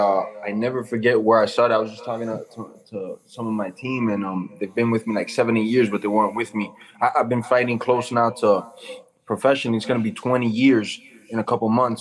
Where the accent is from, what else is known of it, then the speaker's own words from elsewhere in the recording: United States; also born or lived in Peru; Then I came back to the States